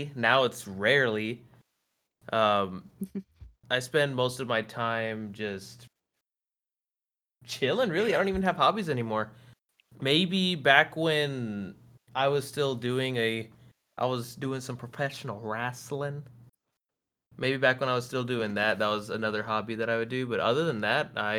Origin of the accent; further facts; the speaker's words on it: San Antonio, Texas, United States; I was born here in San Antonio